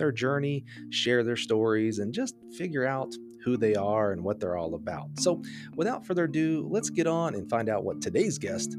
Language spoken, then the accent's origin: English; Florida, United States; I was born in Florida.